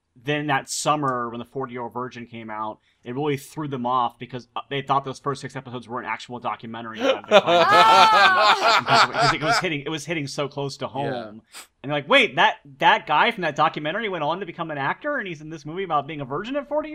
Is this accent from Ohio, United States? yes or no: yes; Ohio, United States; I'm from Ohio, so I'm with you.